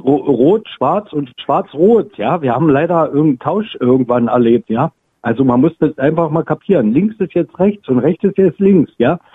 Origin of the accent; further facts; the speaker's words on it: East Germany, Germany; moved away; als Ostdeutscher